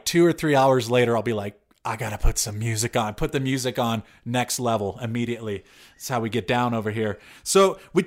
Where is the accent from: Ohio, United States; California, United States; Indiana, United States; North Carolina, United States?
California, United States; Southern; also born or lived in San Francisco; growing up in Southern California